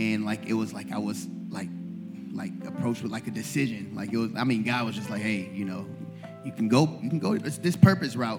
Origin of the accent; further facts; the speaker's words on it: Buffalo, New York, United States; moved away as an adult; also born or lived in Atlanta, Georgia; now in Rockford, United States; I grew up in Buffalo.